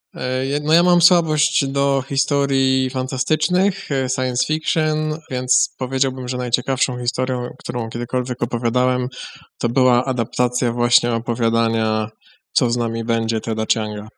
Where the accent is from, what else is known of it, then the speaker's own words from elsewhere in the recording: Chodzież, Greater Poland, Poland; pochodzę z Chodzieży